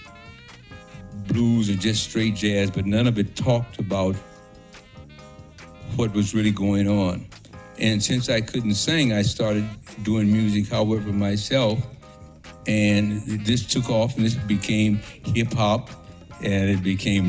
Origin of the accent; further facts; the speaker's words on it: Chicago, Illinois, United States; moved away; also born or lived in Mexico / San Francisco; I was born in Chicago